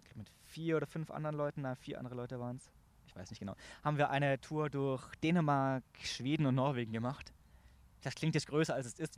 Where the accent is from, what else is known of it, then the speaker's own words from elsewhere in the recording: Augsburg, Bavaria, Germany; moved away as an adult; now in Munich, Germany; ich komme ursprünglich aus Augsburg, aus dem Stamm Lechhausen, Stamm Livingston in Lechhausen